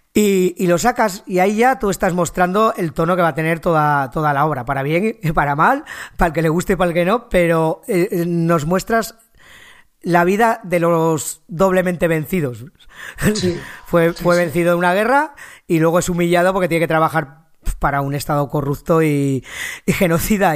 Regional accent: near Belchite, Aragon, Spain; aquí cerca de mi tierra, en Belchite

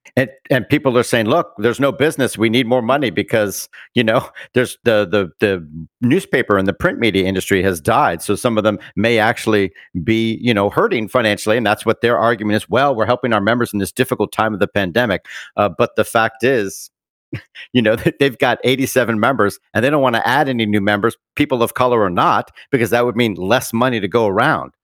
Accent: Bermuda; I'm from Bermuda, That's where I was born.

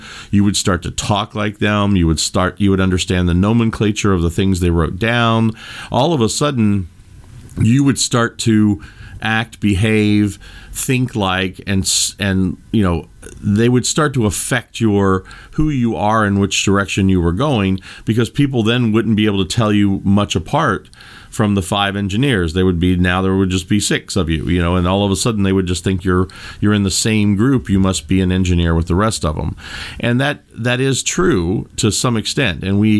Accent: Kentucky, United States; Now, most of you know that I was raised in Kentucky, and there was an old saying that my grandfather and my grandmother used to say

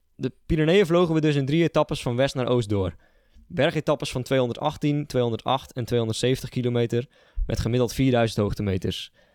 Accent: Sliedrecht, South Holland, Netherlands; moved away as an adult; now in Nijmegen, Netherlands; Oorspronkelijk eh, kom ik uit Sliedrecht, een dorp eh, een beetje aan de, de, westkant van de, van de Betuwe. Zuid-Holland, grens Noord-Brabant

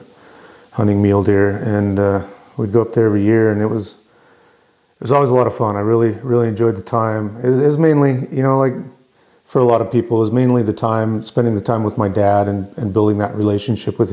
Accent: just south of Salt Lake City, Utah, United States; I was raised in just south of Salt Lake City.

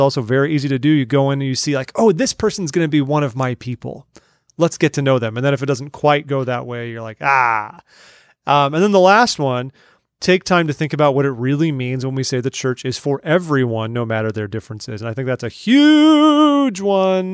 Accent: California, United States; moved away; We're originally from California.

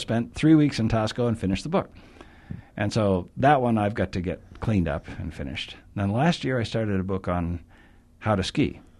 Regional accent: New Hampshire, United States; also born or lived in Wyoming; now in Utah, United States; I bicycled back to my hometown in New Hampshire where I had grown up

